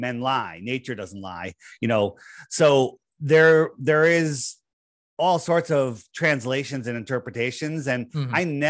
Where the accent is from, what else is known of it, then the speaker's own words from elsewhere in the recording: East Coast, United States; I grew up in the East Coast. I'm still here.